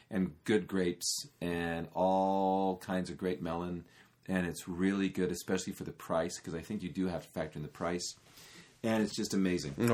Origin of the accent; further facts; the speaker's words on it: California, United States; because I'm from California, cheap but high quality um, produce and especially fruit.